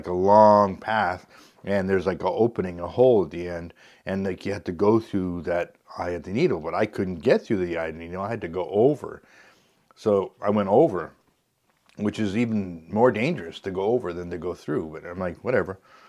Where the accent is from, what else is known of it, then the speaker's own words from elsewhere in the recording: Canada; because we found out we're from Canada